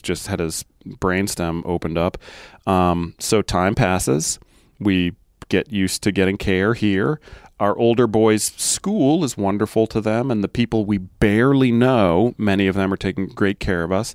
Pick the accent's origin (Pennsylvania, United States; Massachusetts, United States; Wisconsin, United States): Massachusetts, United States; moved away as an adult; I grew up in Massachusetts